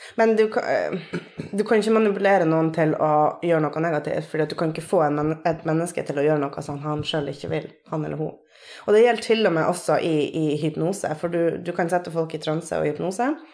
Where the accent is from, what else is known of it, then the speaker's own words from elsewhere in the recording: Troms og Finnmark, Norway; moved away as an adult; now in Tromsø, Norway; Jeg er fra Finnmark. Bor i Tromsø på mitt sy sydnordlige åttende år.